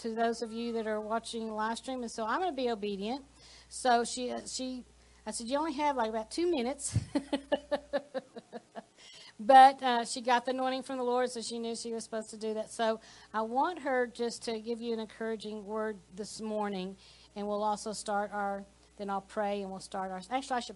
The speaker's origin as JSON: {"language": "English", "region": "Texas", "country": "United States", "said": "We're from Texas"}